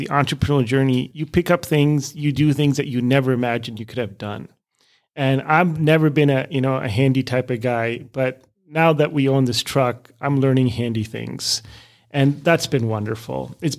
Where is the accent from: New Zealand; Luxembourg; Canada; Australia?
Canada; also born or lived in India / Europe; now in Minnesota, United States; I was born in India, but never really lived in India. I grew up in Canada and Europe for most of my schooling, and ended up meeting a lovely lady here in Minnesota who happened to be South African.